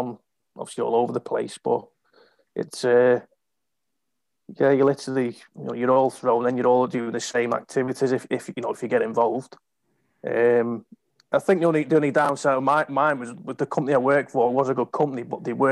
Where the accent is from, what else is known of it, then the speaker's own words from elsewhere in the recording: England, United Kingdom; moved away as an adult; typical Englander